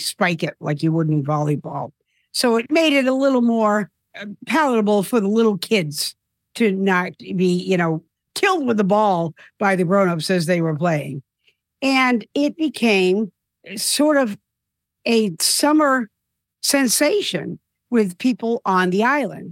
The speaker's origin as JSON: {"language": "English", "town": "South Dartmouth", "region": "Massachusetts", "country": "United States", "tie": "born or raised there", "also_born_or_lived": "New York", "moved": "as an adult", "said": "moved back to my hometown of South Dartmouth, Massachusetts"}